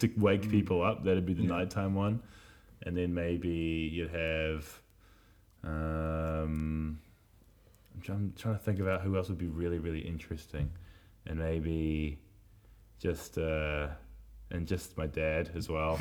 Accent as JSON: {"language": "English", "region": "Wellington", "country": "New Zealand", "tie": "born or raised there", "moved": "yes", "said": "Growing up in Miramar, Miramar was a place over in little old Wellington in Aotearoa, across the ocean."}